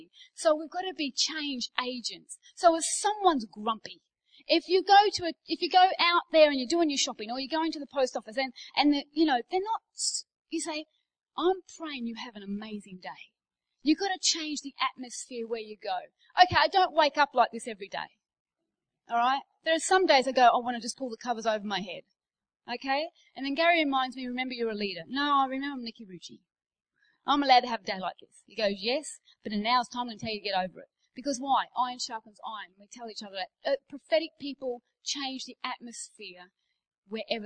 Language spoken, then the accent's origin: English; Australia; moved away; I'm Australian